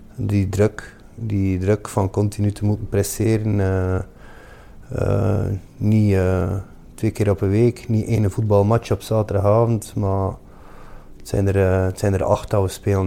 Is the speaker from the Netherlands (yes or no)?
no; Ostend, Flanders, Belgium; Ik ben van Oostende